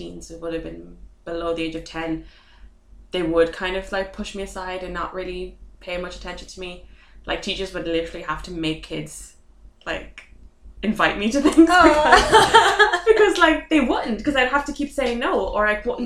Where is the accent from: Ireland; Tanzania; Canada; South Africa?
Ireland; Dublin, Leinster; I'm from Dublin. Like, I'm from here.